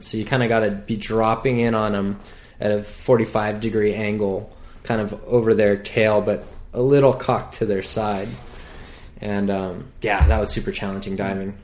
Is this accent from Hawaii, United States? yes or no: yes; North Shore, Hawaii, United States; I was born and raised on the North Shore